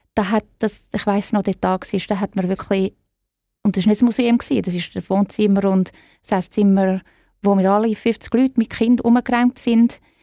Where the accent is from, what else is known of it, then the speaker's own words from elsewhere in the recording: Zurich, Switzerland; moved away as an adult; also born or lived in Florence / New York; now in London, United Kingdom; Ich bin in Zürich aufgewachsen